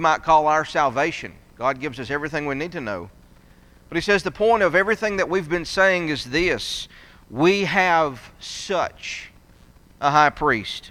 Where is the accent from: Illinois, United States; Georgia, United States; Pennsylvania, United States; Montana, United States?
Georgia, United States; North; I grew up in North Georgia